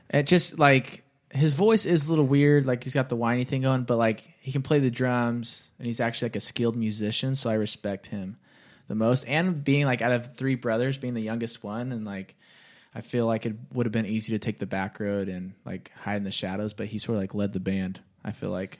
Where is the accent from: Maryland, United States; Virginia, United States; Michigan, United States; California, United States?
California, United States; Bakersfield; my hometown of Bakersfield